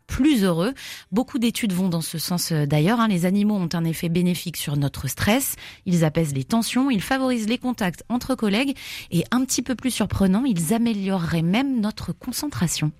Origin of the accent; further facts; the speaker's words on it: Grenoble, Auvergne-Rhône-Alpes, France; chez nous à Grenoble